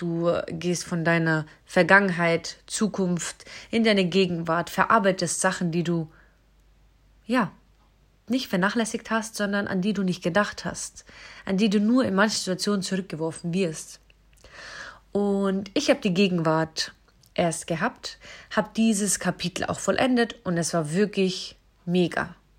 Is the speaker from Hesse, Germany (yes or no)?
no; hometown on the Isar river, Bavaria, Germany; moved away as an adult; Ich bin auf jeden Fall in meine Heimatstadt wieder zurückgezogen